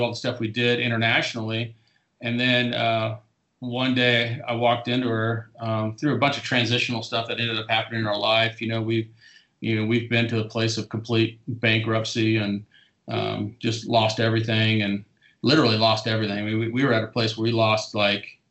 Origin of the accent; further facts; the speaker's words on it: Southern California, United States; moved away; also born or lived in Indiana; I grew up in Southern California.